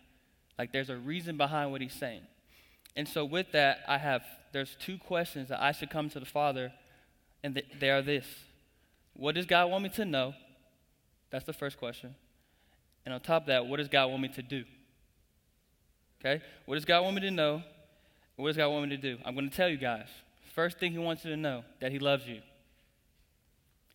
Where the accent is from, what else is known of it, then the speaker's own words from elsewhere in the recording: Tulsa, Oklahoma, United States; moved away as an adult; now in Springfield, Missouri, United States; I'm originally from Tulsa, Oklahoma